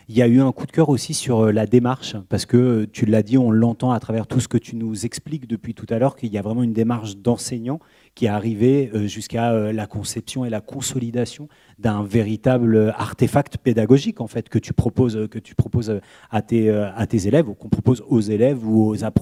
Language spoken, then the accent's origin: French; Poitiers, Nouvelle-Aquitaine, France; je viens de Poitiers